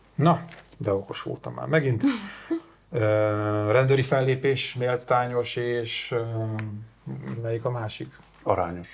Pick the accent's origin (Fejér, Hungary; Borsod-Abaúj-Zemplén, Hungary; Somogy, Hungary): Borsod-Abaúj-Zemplén, Hungary; Sátoraljaújhely; moved away; fatornyos kis szülővárosomban